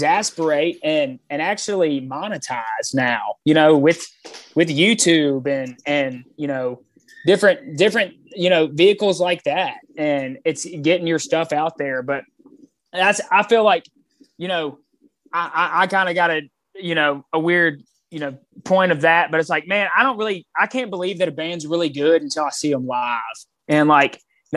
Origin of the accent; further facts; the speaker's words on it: Mobile, Alabama, United States; moved away as an adult; I grew up in Mobile